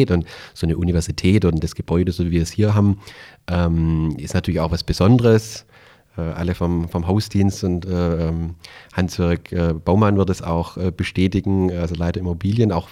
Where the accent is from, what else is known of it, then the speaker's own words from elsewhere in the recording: Calw, Baden-Württemberg, Germany; hast du ja gerade schon erwähnt. Ich komme aus der Nähe von Stuttgart, aus dem äh, schönen Kalf, äh, so am Rande des Schwarzwaldes, Hermann Hesse Geburtsstadt.